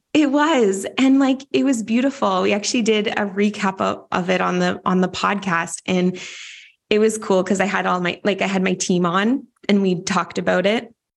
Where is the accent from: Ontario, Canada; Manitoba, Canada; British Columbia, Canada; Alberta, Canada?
British Columbia, Canada; Vancouver; my hometown of Vancouver, Canada